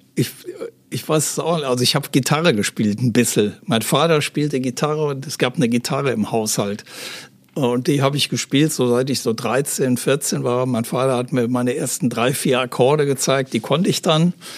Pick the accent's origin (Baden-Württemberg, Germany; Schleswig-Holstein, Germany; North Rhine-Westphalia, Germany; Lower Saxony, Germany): North Rhine-Westphalia, Germany; Aachen; moved away as an adult; also born or lived in Hamburg; in Aachen, äh, das ist meine Heimatstadt